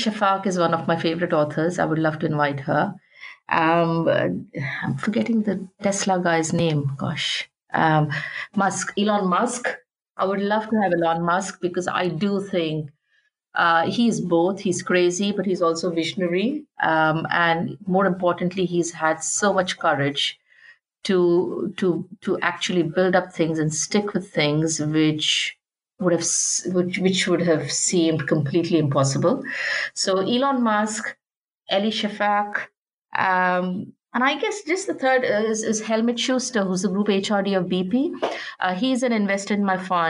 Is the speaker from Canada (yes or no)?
no; India; moved away; I come from an environment when I grew up in India.